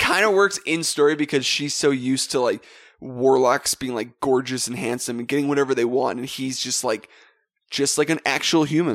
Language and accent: English; Western Canada, Canada; Actually, we're from Western Canada